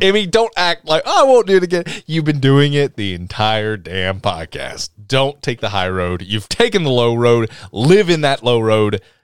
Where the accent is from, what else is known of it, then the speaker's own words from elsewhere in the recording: Tennessee, United States; accent: deep south; we're all from Tennessee